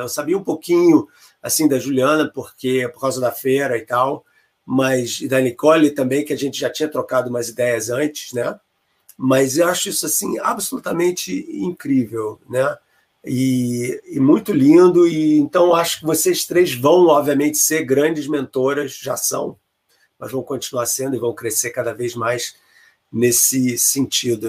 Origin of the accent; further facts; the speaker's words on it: Brazil; moved away as an adult; also born or lived in England / Chicago area; now in United States; quando eu saí do Brasil, eu fiz o mestrado na UFRJ e ganhei uma bolsa do CNPq para fazer o doutorado na Inglaterra